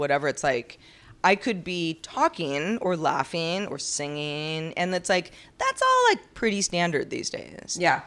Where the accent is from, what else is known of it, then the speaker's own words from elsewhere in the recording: California, United States; I'm just from California.